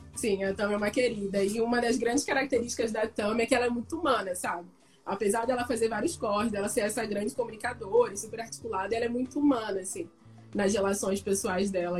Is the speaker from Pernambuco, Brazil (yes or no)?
no; Niterói, Rio de Janeiro, Brazil; eu sou de Niterói